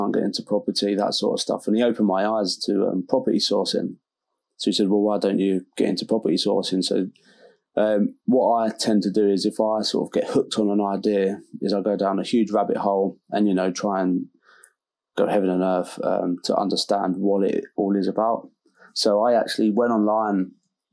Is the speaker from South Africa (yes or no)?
no; London, United Kingdom; moved away as an adult; also born or lived in Dartford, Kent; now in Hull, United Kingdom; grew up Southeast London